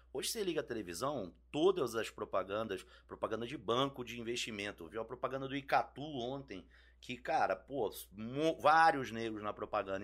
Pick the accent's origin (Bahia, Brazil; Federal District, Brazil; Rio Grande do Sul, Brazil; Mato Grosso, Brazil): Federal District, Brazil; Brasília; moved away as an adult; also born or lived in Rio de Janeiro; now in São Paulo, Brazil; Nasci em 74 no Rio, fui em 85 para Brasília, Aí fiquei de 85 a 2002 em Brasília